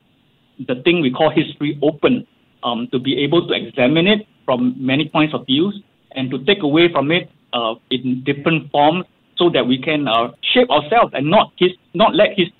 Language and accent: English; Singapore; as Singaporean writers